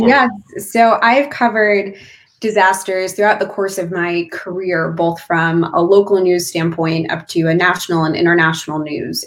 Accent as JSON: {"language": "English", "region": "California", "country": "United States", "tie": "born or raised there", "moved": "yes", "lives_now": "Pennsylvania, United States", "said": "my home state of California"}